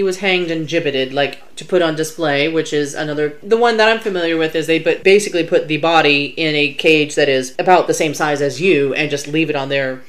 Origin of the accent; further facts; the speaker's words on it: South Carolina, United States; My home state.